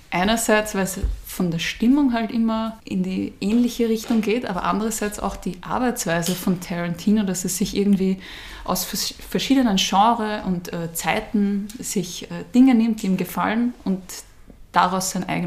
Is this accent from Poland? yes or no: no; Vienna, Austria; ich bin ähm, in Wien geboren